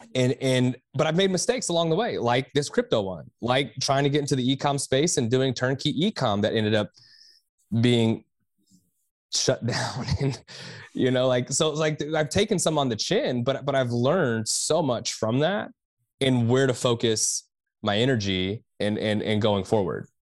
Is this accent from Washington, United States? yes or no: no; Texas, United States; I am from Texas